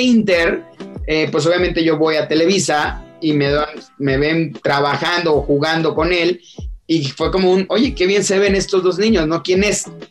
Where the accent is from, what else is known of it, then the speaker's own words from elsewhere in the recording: Villahermosa, Tabasco, Mexico; moved away; yo soy, o soy originario de Tabasco, soy choco de corazón